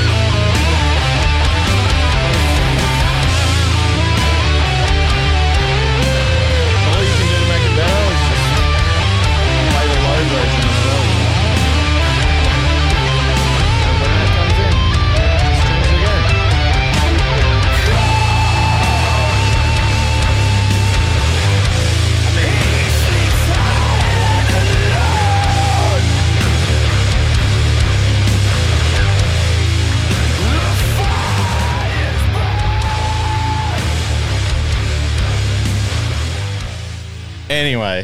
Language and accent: English; Canberra, Australian Capital Territory, Australia; growing up in Canberra and playing in hardcore bands